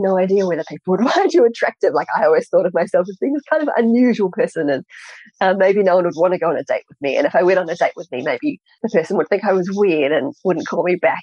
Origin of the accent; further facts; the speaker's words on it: New Zealand; I grew up in New Zealand